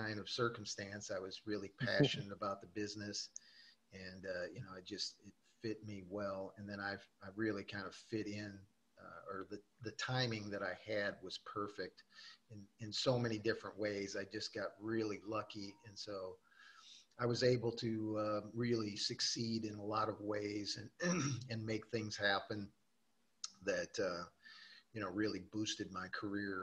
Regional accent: Gary, Indiana, United States; I was born in Gary, Indiana, which is just outside of Chicago. That was at the time, it was a steel mill town. And unfortunately, in my childhood, I grew up during the kind of the downfall of that industry

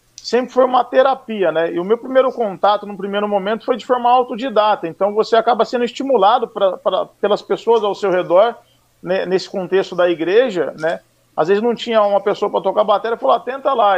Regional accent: Mogi Guaçu, São Paulo, Brazil; eu sou natural de Mogi Guaçu, interior de São Paulo

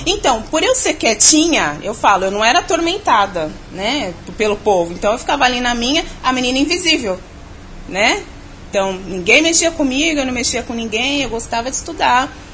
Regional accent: São Paulo, Brazil; eu sou de São Paulo mesmo, nascida e criada aqui, capital. Eu sou ali da Zona Leste de São Paulo, ali Vila Alpina

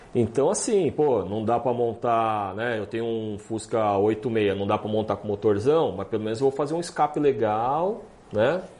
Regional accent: Brazil; eu sou do Brasil

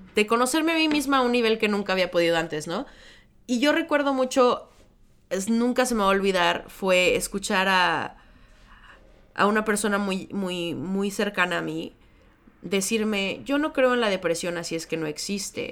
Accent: Mexico; now in Chicago, United States; yo vengo de México originalmente, ahora vivo en Chicago

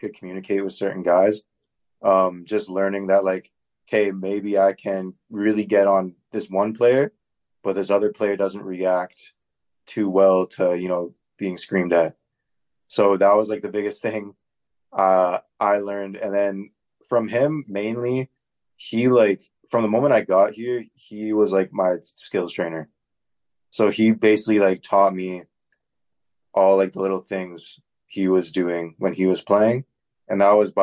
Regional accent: Oakville, Ontario, Canada; moved away as an adult; now in Winnipeg, Canada; I'm from Oakville

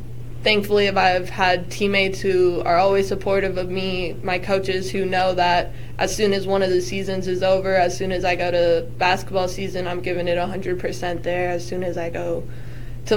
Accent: Gilbert, Arizona, United States; moved away as an adult; now in Kansas, United States; I'm from Gilbert, Arizona, so I'm not from Kansas

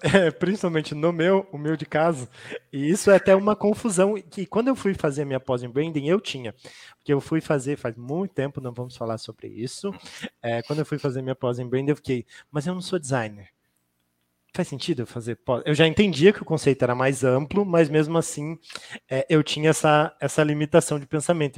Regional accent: Curitiba, Paraná, Brazil; Hoje eu estou na Trinx, sou aqui de Curitiba

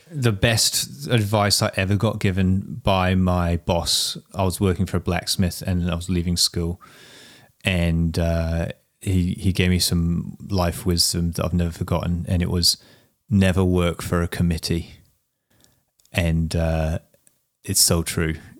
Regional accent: Whangarei, Northland, New Zealand; that's my hometown

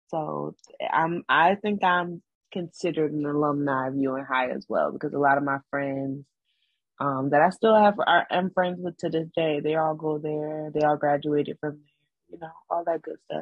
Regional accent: Syracuse, New York, United States; born there; now in Georgia, United States; I was born in Syracuse, but I wasn't raised there. I didn't move back to Syracuse till I was about 16.

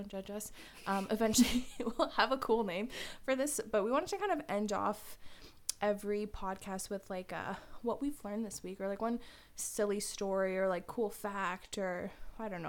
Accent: Poland; English is a second language; moved away; I'm Polish

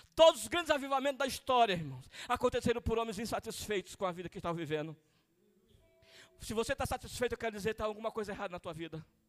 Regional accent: Maranhão, Brazil; moved away; Eu sou nordestino do Maranhão

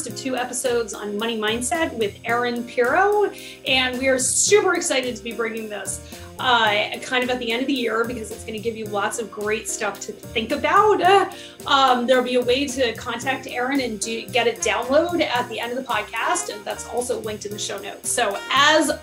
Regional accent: Connecticut, United States; another nutmegger. For those of you who don't know what that is, it means we're from Connecticut.

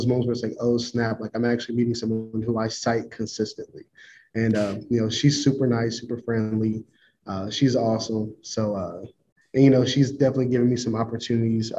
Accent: Columbus, Ohio, United States; moved away as an adult; also born or lived in Winston-Salem, North Carolina / Pittsburgh, Pennsylvania / College Station, Texas; now in Kansas, United States; I'm born and raised in Columbus, Ohio

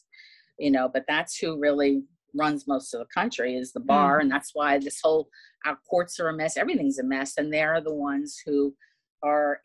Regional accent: United States; I'm an American

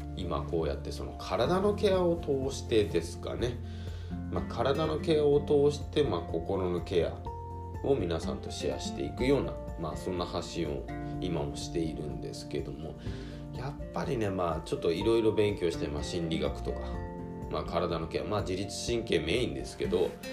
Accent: Hirado, Nagasaki, Japan; もともと長崎県平戸市出身

